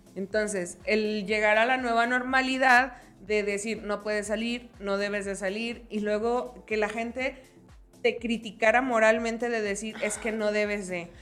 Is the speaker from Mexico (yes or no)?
yes; Jalisco, Mexico; nosotras somos de Jalisco, somos quillitas.